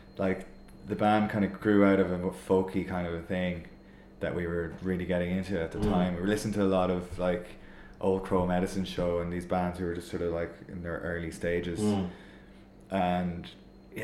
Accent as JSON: {"language": "English", "town": "Sligo", "region": "Connacht", "country": "Ireland", "tie": "born or raised there", "moved": "yes", "lives_now": "Dublin, Ireland", "said": "We're all from Sligo."}